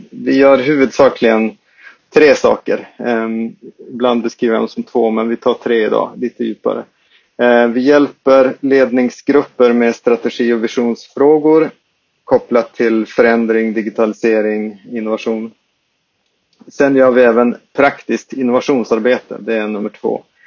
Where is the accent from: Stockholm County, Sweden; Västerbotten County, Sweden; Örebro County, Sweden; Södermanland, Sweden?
Västerbotten County, Sweden; Skellefteå; accent: Skellefteå dialect; vi, vi grundades i, uppe i Skellefteå, som man kan höra om min dialekt